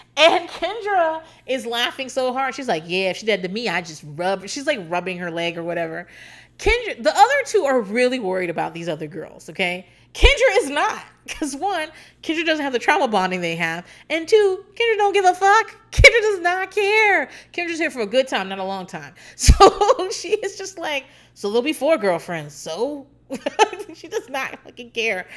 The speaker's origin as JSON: {"language": "English", "area": "Hampton Roads", "region": "Virginia", "country": "United States", "said": "I'm not from a small town, but I'm from Hampton Roads, Norfolk, Virginia Beach, that area, Chesapeake."}